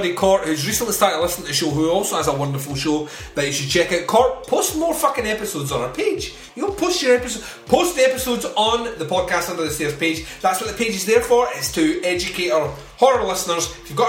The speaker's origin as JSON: {"language": "English", "region": "Scotland", "country": "United Kingdom", "said": "we're Scottish. And in Scotland, we don't like words that are, well, letters that are silent."}